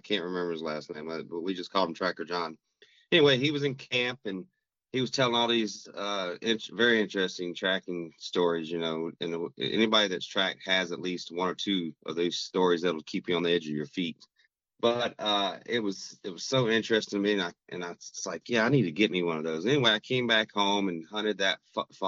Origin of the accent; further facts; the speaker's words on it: Rock Hill, South Carolina, United States; moved away as an adult; also born or lived in Minnesota; now in Twin Cities, United States; I'm originally from South Carolina, a town called Rock Hill, which is just south of Charlotte, North Carolina